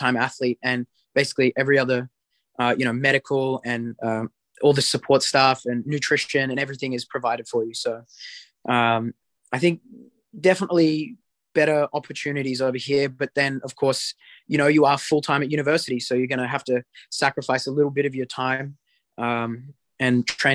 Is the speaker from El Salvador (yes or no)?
no; New South Wales, Australia; moved away as an adult; also born or lived in Sydney, Australia; now in College Station, United States; I come from New South Wales. I train in Sydney